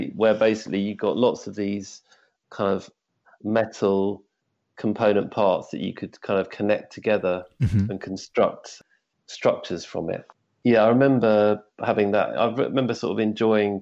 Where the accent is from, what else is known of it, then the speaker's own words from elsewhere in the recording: Surrey, South East England, United Kingdom; now in Hove, United Kingdom; I grew up actually in Surrey, which is slightly north of here